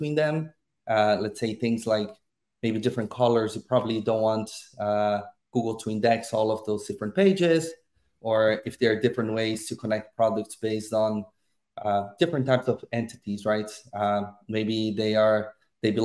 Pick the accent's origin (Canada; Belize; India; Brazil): Brazil; moved away as an adult; now in Ireland; I am originally from Brazil, but I'm based in Ireland since 6-7 years ago